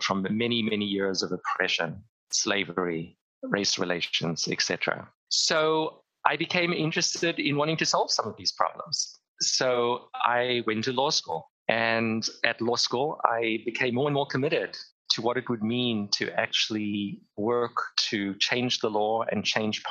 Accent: Cape Town, Western Cape, South Africa; moved away; I grew up in Cape Town, South Africa at the height of the apartheid regime

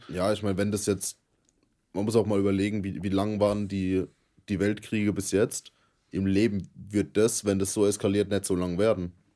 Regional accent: Germany; wir als Deutsche

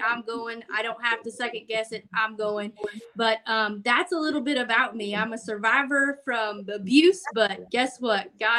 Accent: Northern Missouri, United States; I'm from Northern Missouri. I am a woman after God's heart.

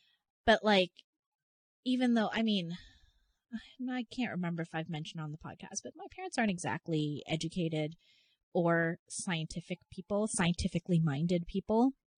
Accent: Canada; maybe it's because I'm Canadian.

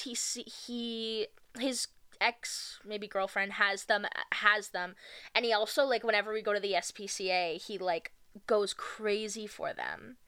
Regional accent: Ontario, Canada; growing up in Ontario in like 2006

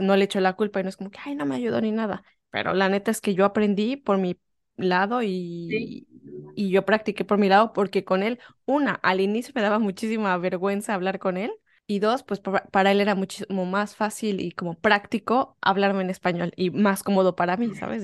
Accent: Mexico; moved away as an adult; now in England, United Kingdom

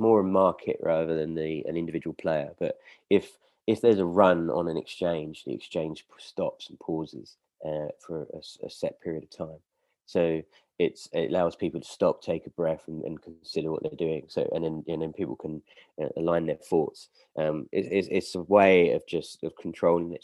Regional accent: United Kingdom; we're all British

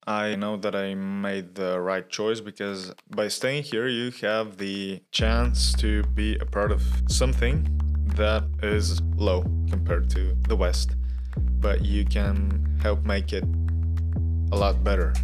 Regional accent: Sofia, Sofia City, Bulgaria; I was born in Sofia and I've lived here all of my life

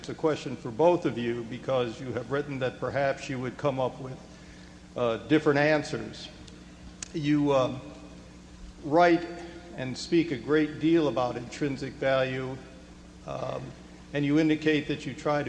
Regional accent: Boulder, Colorado, United States; from Boulder, Colorado

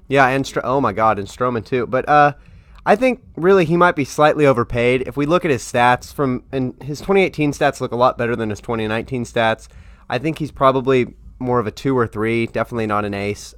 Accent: Tulsa, Oklahoma, United States; moved away; I'm from Tulsa, Oklahoma

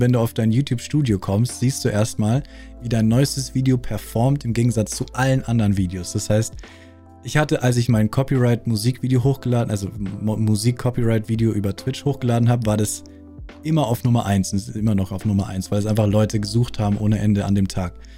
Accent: Bavaria, Germany; accent: Bavarian; ich bin aus Bayern

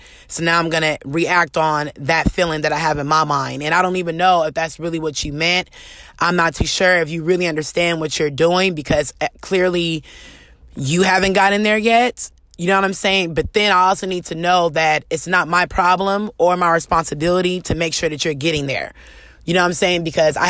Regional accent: California, United States; especially me coming from Cali. I'm a Californian girl. I'm used to diversity around me, no matter.

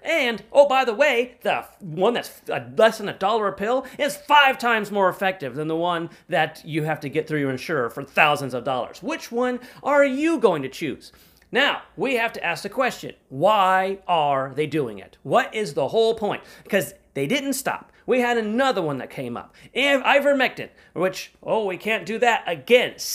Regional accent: United States; as an American

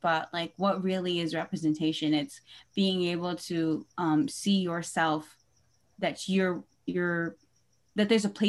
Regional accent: Philippines; I would say that being Filipino and like especially moving back to the Philippines and then coming back here has really given a depth to what

